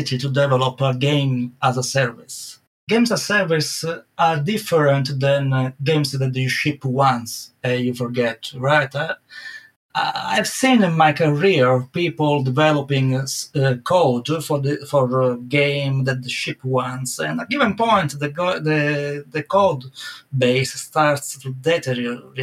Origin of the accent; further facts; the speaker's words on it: Italy; accent: Italian; English is a second language; moved away as an adult; now in United Kingdom; I never lost to my Italian accent.